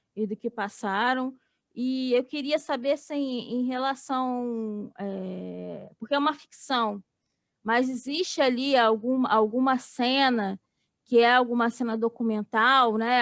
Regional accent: Rio de Janeiro, Brazil; eu sou do Rio

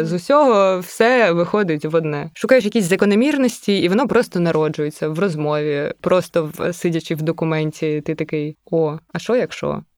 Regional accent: Obukhiv, Kyiv Oblast, Ukraine; я з Обухова

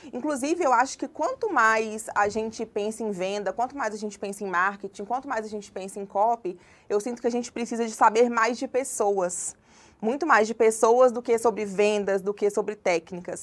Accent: Congonhas, Minas Gerais, Brazil; also born or lived in João Monlevade / Mariana; now in Belo Horizonte, Brazil; Na verdade, eu nasci em João Molevade, mas eu cresci em Congonhas, que é uma cidade também no interior de Minas, uma cidade histórica.

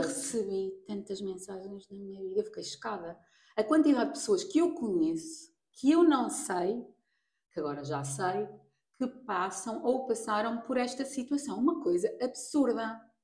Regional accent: Portugal; also born or lived in Mozambique; Eu nasci em Moçambique, aos dois meses vim para Portugal

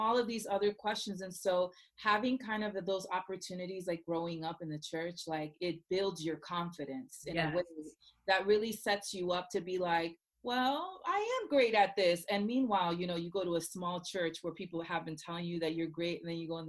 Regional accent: Orlando, Florida, United States; also born or lived in Puerto Rico; now in New Jersey, United States; I'm a Puerto Rican girl. I grew up in Orlando, Florida, Boricua.

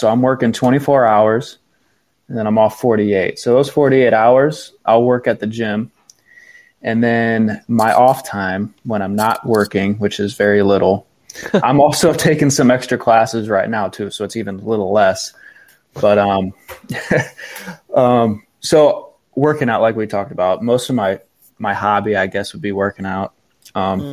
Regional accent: Norwalk, Ohio, United States; also born or lived in Tiffin, Ohio; I was born and raised in Norwalk, Ohio, kind of south of, like, Lake Erie

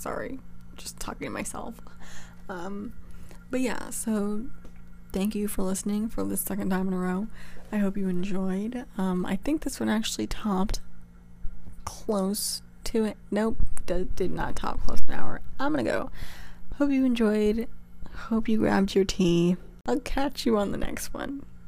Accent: California, United States; moved away as an adult; now in New York, United States; I'm from California and I'm now going to school in New York

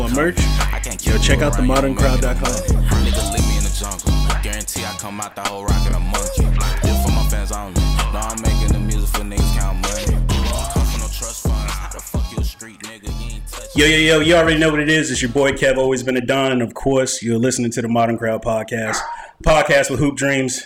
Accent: Augusta, Georgia, United States; I'm in Atlanta and I tell them I'm from Augusta

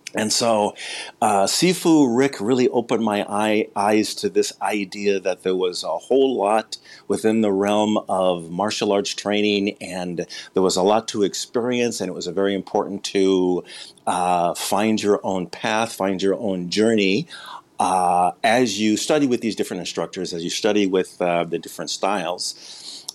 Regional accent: Midwest, United States; born and raised in the Midwest

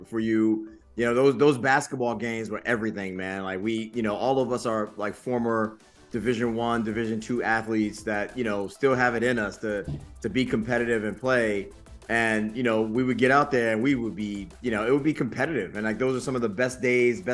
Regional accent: Bridgeport, Connecticut, United States; I'm from the mud. I grew up in Quonics Projects in Bridgeport, Connecticut

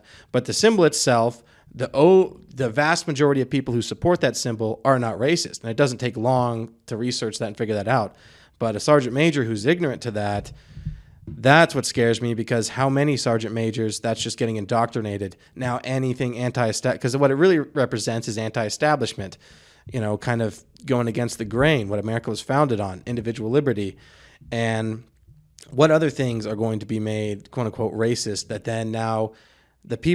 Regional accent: the South, United States; I was from the South.

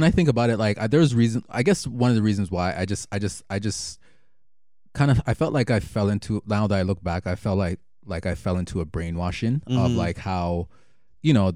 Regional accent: Jamaica; being Jamaican

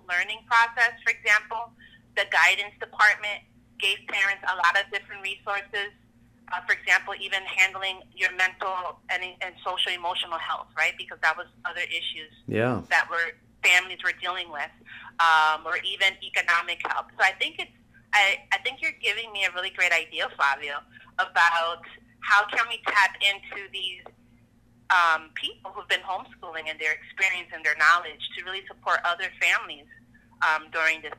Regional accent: Newark, New Jersey, United States; as a kid growing up, I grew up in Newark. I'm from Newark originally.

